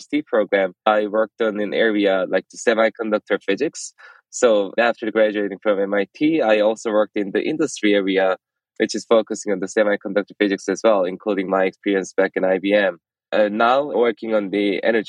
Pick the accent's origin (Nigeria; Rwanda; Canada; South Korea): South Korea; moved away as an adult; now in United States; I was born and raised in South Korea and came to the States for my graduate study back in 2011